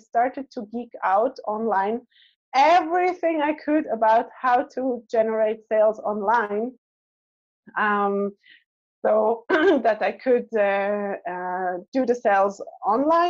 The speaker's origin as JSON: {"language": "English", "country": "Switzerland", "tie": "born or raised there", "also_born_or_lived": "Israel", "moved": "as an adult", "said": "I was born in Switzerland"}